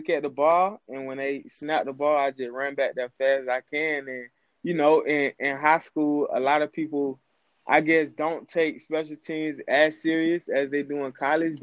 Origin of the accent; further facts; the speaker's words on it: Jesup, Georgia, United States; also born or lived in Savannah, Georgia; now in Valdosta, United States; I moved to Jessup when I was younger